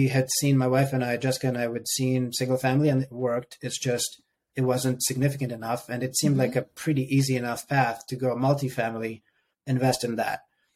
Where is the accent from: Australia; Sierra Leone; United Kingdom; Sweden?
Sierra Leone; moved away as an adult; also born or lived in Ukraine; now in United States; I lived there till I was 7 and a half, almost 8. Moved to Sierra Leone